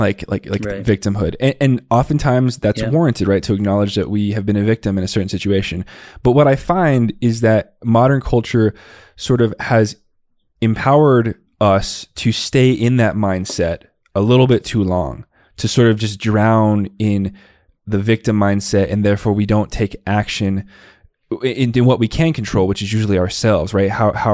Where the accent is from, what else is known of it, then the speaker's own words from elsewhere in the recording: Tucson, Arizona, United States; I grew up in the Southwest body. It was in Tucson, Arizona. So, you know, the way to speak where I grew up, is very much not acceptable today